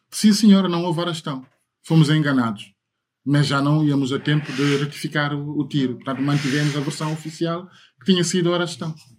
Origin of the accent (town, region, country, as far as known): Portugal